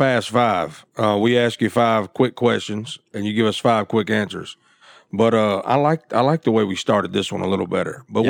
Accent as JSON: {"language": "English", "town": "Memphis", "region": "Tennessee", "country": "United States", "moved": "yes", "said": "I'm from Memphis originally."}